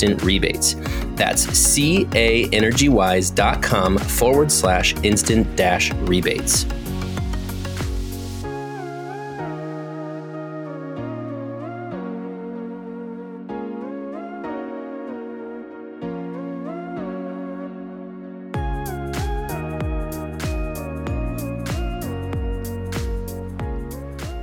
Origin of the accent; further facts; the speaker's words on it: Ohio, United States; I grew up in Ohio